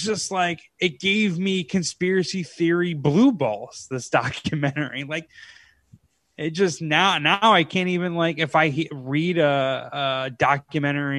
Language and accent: English; United States; now in Los Angeles, United States; I'm American